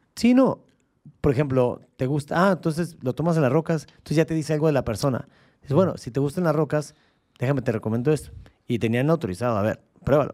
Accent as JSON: {"language": "Spanish", "region": "Baja California", "country": "Mexico", "said": "aquí seguimos siendo californianos"}